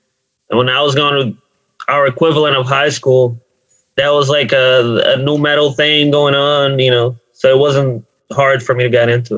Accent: Brazil; now in Newark, United States; I grew up in Brazil.

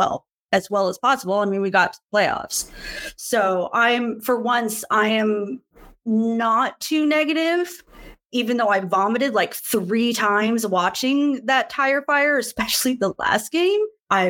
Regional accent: Sacramento, California, United States; Background, born and raised in Sac.

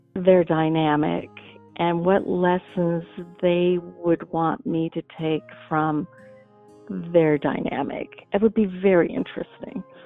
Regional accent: Montana, United States; I grew up in Montana

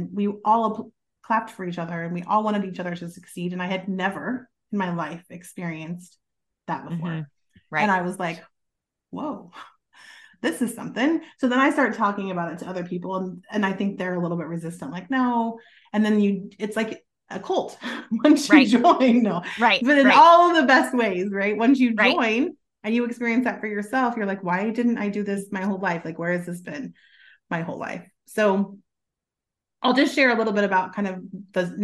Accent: Kansas City, United States; moved away as an adult; now in Texas, United States; I am not from Texas. Originally, I'm from the Kansas City area

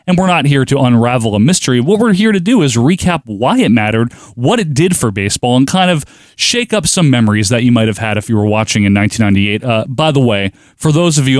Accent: New Jersey, United States; We're from New Jersey

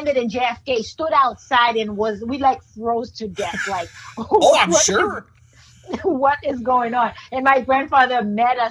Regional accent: Haiti; accent: Haitian; English is a second language; moved away; also born or lived in New York City; I am from Haiti, born and raised in a third world country

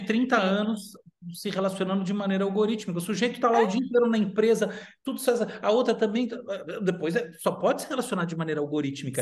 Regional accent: United States; moved away; eu já morei nos Estados Unidos muito tempo, cresci nos Estados Unidos

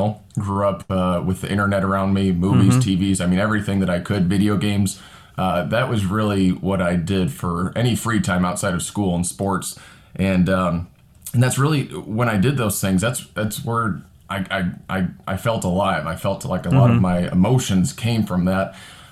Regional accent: Northwest Indiana, United States; I am a real estate agent in Southern Indiana and a deacon here at Pastor Brian's church. And I grew up in Northwest Indiana

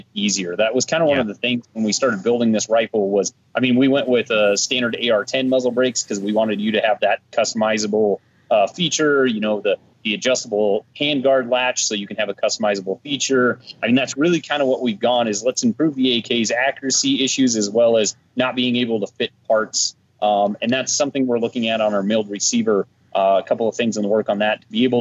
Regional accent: Colorado, United States; born and raised in Colorado, was raised here on a little farm kid

